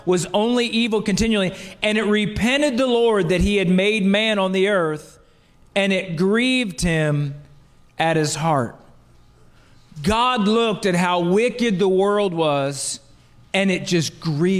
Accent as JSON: {"language": "English", "region": "New Jersey", "country": "United States", "said": "I'm from South Jersey"}